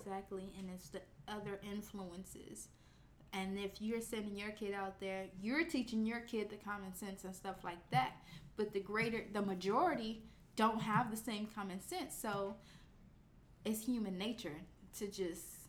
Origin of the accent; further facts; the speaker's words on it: Chicago, Illinois, United States; we're both from Chicago